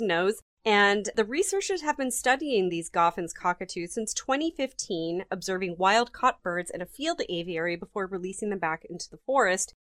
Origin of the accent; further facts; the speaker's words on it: United States; I'm American